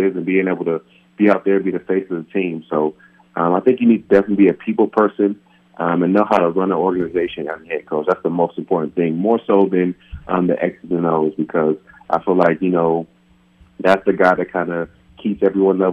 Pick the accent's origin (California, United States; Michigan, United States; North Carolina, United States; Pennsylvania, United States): California, United States; moved away; back home in my hometown of California